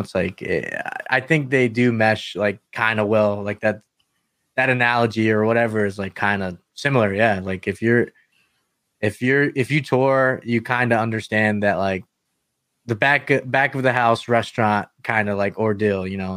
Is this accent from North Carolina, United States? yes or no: yes; North Carolina, United States; I'm from North Carolina